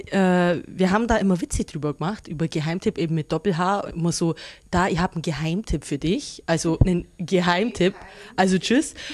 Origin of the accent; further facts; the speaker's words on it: Augsburg, Bavaria, Germany; ich bin aus Augsburg, bin 27 Jahre alt